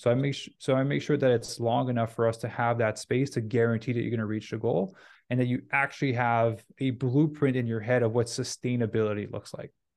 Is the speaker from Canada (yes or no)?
yes; Canada; also born or lived in Vancouver; I'm Canadian, so I was in Vancouver at the time